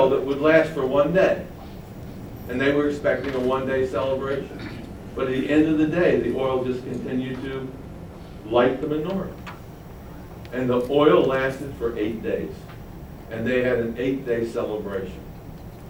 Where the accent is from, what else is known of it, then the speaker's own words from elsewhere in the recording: Baltimore, Maryland, United States; when I was a child growing up in Baltimore, Maryland, in a Jewish neighborhood